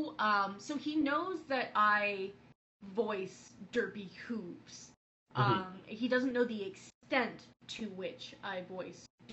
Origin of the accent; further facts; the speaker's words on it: California, United States; moved away; one of my hometown cons when I came back to California